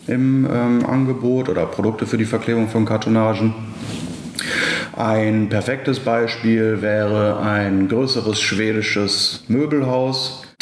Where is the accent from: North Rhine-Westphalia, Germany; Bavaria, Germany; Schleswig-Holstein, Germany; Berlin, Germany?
North Rhine-Westphalia, Germany; Essen; now in Düsseldorf, Germany; ich bin 26 Jahre alt, gebürtiger Ruhrgebietler aus Essen, auch hier, wo das Unternehmen ähm, einen Standpunkt hat oder das die, die Zentrale ist, wohne mittlerweile in Düsseldorf